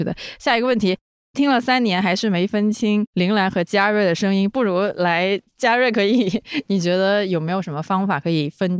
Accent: South China, China; accent: southern Chinese; 虽然他们还是能听出来我这个南方口音的

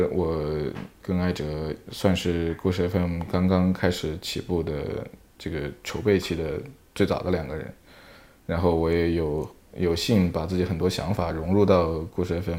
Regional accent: Sichuan, China; moved away; also born or lived in Australia; 我是我是四川人

